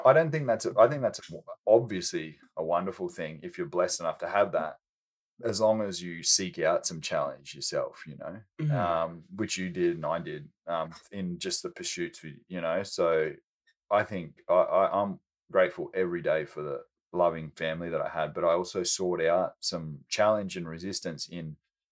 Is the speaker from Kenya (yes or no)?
no; Australia; moved away; I was born in Australia and grew up with the most amazing parents